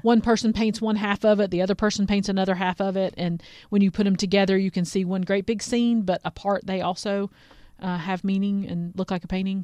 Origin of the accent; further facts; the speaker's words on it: Asheville, North Carolina, United States; I grew up in Asheville